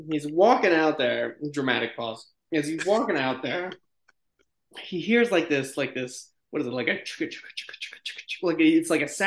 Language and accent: English; Malta; I don't know what that means. I'm from Malta, but yeah, go for it.